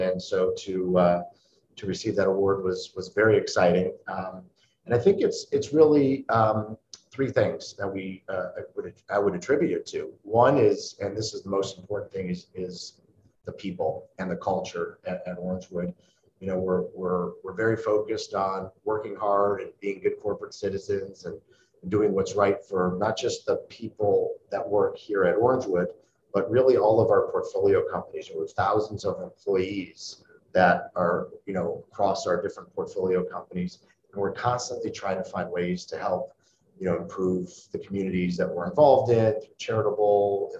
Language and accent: English; Cleveland, Ohio, United States; moved away as an adult; also born or lived in Oxford, Ohio; now in New York, United States; the neighborhood where we grew up in Cleveland, Ohio